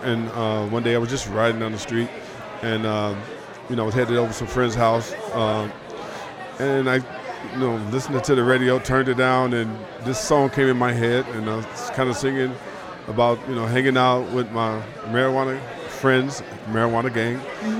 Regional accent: Chicago, Illinois, United States; I'm originally here from Chicago

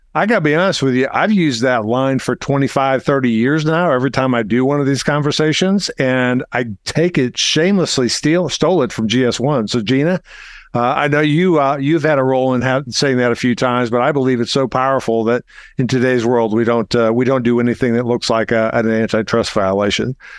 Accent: Arkansas, United States; I'm from Arkansas

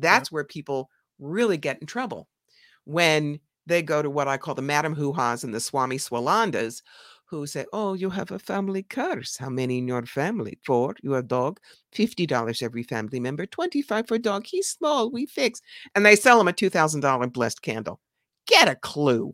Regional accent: New York, United States; I'm from New York.

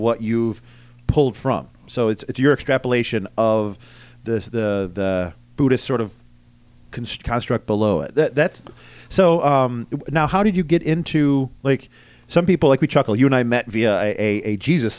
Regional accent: West Bloomfield, New York, United States; I grew up in West Bloomfield, so I'm the same county

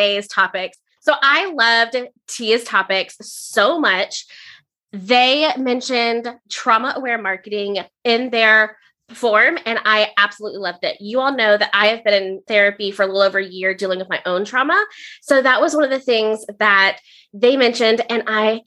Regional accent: Central Florida, United States; I grew up in Florida, like Central Florida.

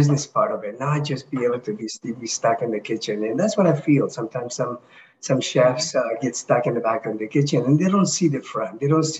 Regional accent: Toronto, Ontario, Canada; I grew up in Toronto, Canada.

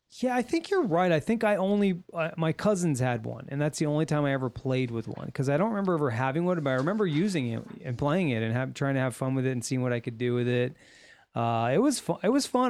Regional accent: Little Rock, Arkansas, United States; when I was growing up in Little Rock, they were building houses

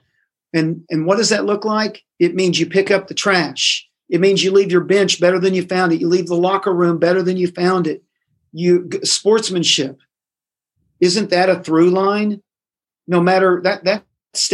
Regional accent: Indiana, United States; now in Tennessee, United States; I grew up in Indiana. Indiana's basketball crazy and all about sports.

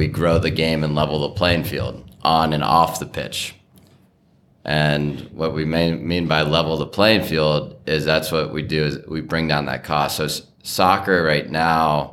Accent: Bexley, Ohio, United States; also born or lived in Madison, Wisconsin; I grew up in Bexley.

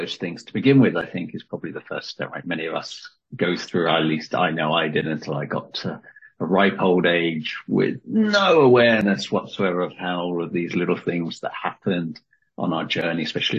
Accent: United Kingdom; Linda is a devoted Earl Grey tea drinker, and as a Brit, I can appreciate that.

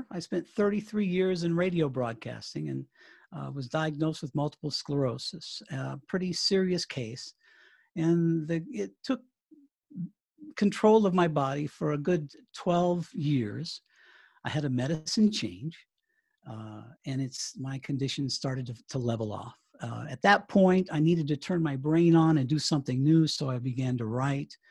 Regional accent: Colorado, United States; also born or lived in Charleston, South Carolina; I was born in Charleston, South Carolina. Um, my father is uh, was a retired Navy man, spent 20 years in the U.S. Navy and we traveled around the country, but I ended up out here in Colorado.

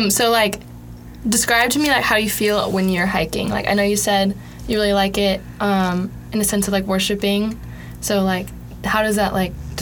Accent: Cartersville, Georgia, United States; my church back at home where I live, I'm from Cartersville, Georgia.

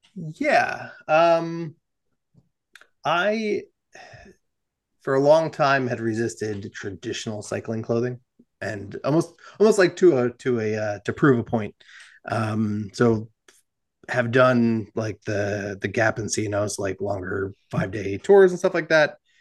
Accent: New Jersey, United States; I'm from New Jersey

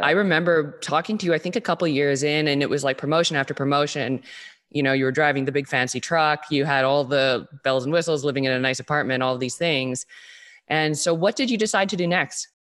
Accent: Vancouver, British Columbia, Canada; born and raised in Vancouver, B C, like myself

